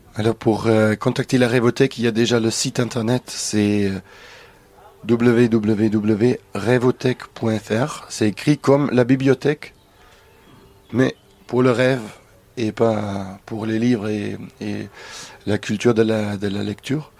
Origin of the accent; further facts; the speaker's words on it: Germany; now in France; dans mon pays natal, en Allemagne.